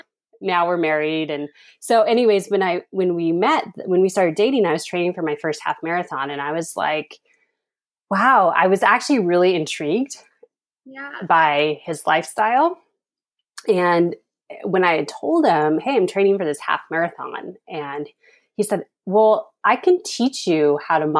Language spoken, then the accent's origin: English; Reno, Nevada, United States; moved away as an adult; now in Thousand Oaks, United States; I grew up in Reno, Nevada, and then made a big move in 2010 and moved down here to Thousand Oaks, Southern California.